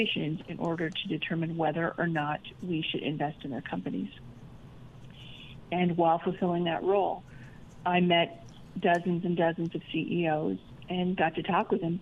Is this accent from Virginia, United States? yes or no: no; Idaho, United States; moved away as an adult; also born or lived in London; I grew up mostly in Idaho